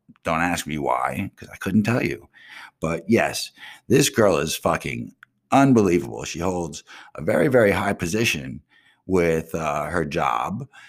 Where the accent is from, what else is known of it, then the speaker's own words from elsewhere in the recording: Pompano Beach, Florida, United States; also born or lived in Coral Springs, Florida; I'm really from Pompano Beach